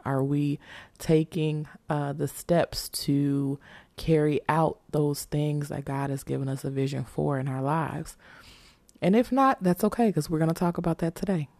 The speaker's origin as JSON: {"language": "English", "town": "Chicago", "region": "Illinois", "country": "United States", "said": "we're from Chicago, so we're used to snow"}